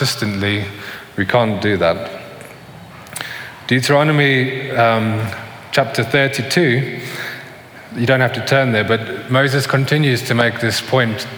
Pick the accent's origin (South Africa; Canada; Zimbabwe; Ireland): South Africa; when I was growing up in South Africa, probably around the age of 8 or 9